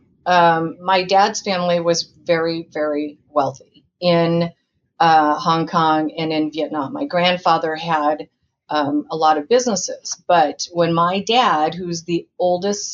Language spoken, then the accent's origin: English; Indiana, United States; now in Orange County, United States; I was born in Indiana